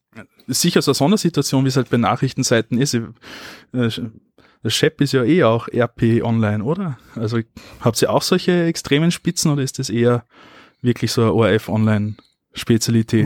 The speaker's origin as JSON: {"language": "German", "country": "Austria", "said": "bei uns in Österreich"}